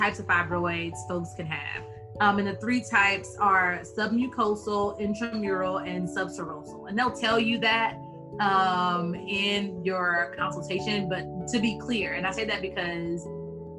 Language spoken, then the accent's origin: English; Texas, United States; born and raised in Texas